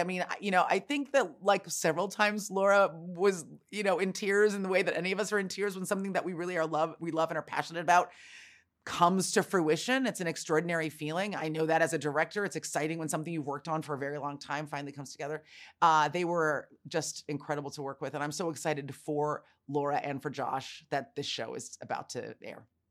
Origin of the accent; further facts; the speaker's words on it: San Francisco, California, United States; I was born and raised in San Francisco